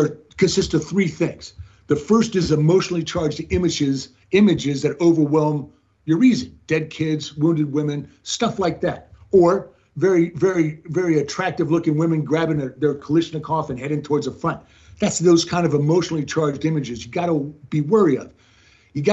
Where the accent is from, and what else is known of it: United States